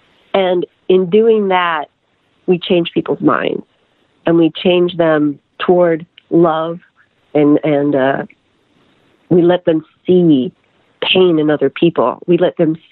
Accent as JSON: {"language": "English", "town": "Lincoln", "region": "Nebraska", "country": "United States", "also_born_or_lived": "Los Angeles / Atlanta", "moved": "as an adult", "said": "I'm from Lincoln, Nebraska."}